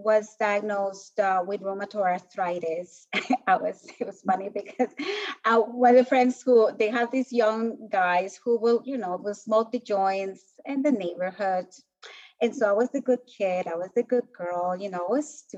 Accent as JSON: {"language": "English", "country": "Colombia", "tie": "born or raised there", "moved": "as an adult", "said": "I was born in Colombia and grew up in the whole like narco drug cartels era"}